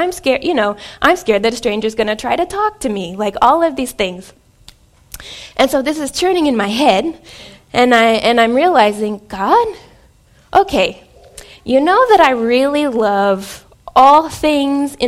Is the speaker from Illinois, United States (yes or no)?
yes; Southern Illinois, United States; moved away as an adult; also born or lived in France; now in Wichita, United States; I am in Wichita, Kansas. I'm not from Wichita, Kansas. I am from Southern Illinois